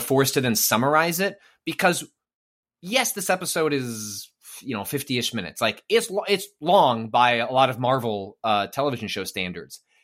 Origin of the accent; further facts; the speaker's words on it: northwest suburbs of Chicago, Illinois, United States; I'm from the northwest suburbs of Chicago